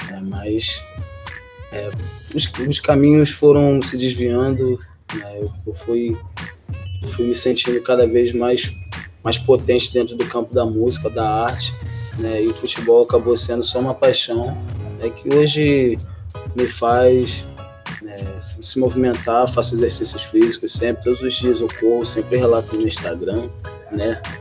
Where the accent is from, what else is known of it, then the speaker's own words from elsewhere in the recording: Rio de Janeiro, Brazil; E é isso, gente. sou do Jardim Catarina, cantor compositor.